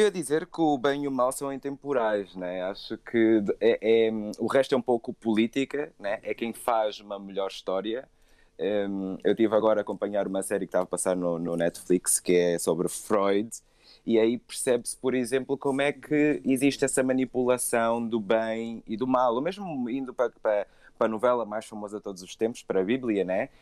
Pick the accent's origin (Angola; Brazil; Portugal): Angola; eu senti muito isso crescendo em África, que é esse estado de, sobre, de sombriedade e a África, vou falar Angola para ser mais específico